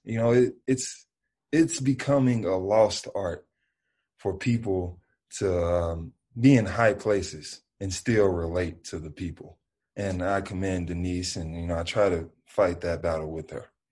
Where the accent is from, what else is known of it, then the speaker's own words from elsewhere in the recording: Memphis, Tennessee, United States; I'm from the South, I'm from Memphis, and that's just how we live